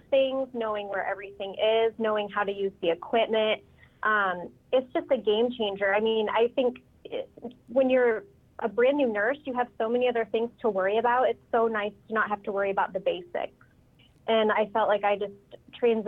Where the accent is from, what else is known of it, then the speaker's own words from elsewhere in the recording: Fort Wayne, Indiana, United States; I'm from Fort Wayne, Indiana